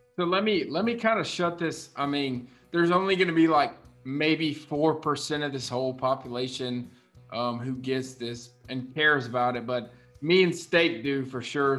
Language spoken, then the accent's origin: English; South Carolina, United States; so I'm from South Carolina. I live here, born and raised